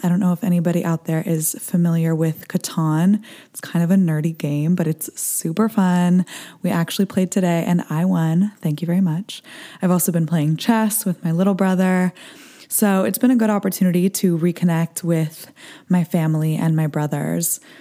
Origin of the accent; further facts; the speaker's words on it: Los Angeles, California, United States; I am a singer songwriter born and raised in Los Angeles